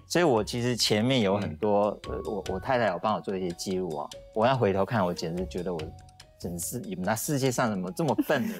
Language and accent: Chinese; Shuangxi, New Taipei, Taiwan; 我的出生就是在一个比较，比较古老的地方，因为我，我在新北的双溪出生